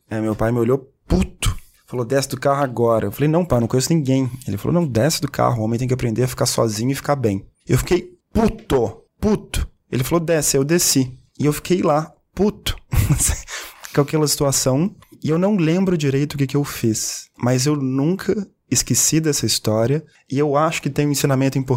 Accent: Belo Horizonte, Minas Gerais, Brazil; Horizonte, de onde eu sou

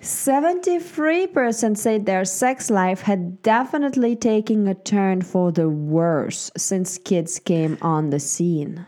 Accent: Switzerland; moved away; I grew up in Switzerland.

